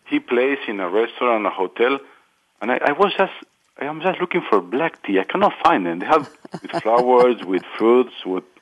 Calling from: Berlin, Germany; I'm calling from Berlin.

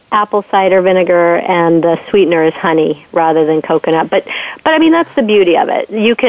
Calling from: Westborough, Massachusetts, United States; I am calling from Westboro, Massachusetts

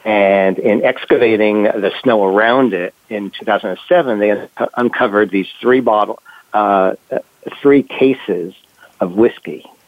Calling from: London, United Kingdom; Okay, well, I'm calling from London, England. And it's a beautiful sunny day.

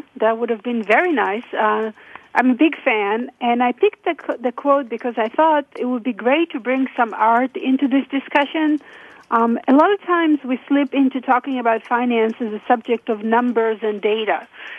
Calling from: Oregon, United States; I'm calling from south of Salem, Oregon.

